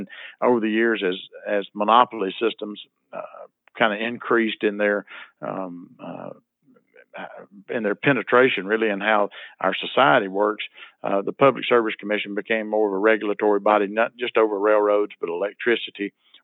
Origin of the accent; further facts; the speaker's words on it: Nettleton, Mississippi, United States; I was elected mayor of my hometown of Nettleton back in 2001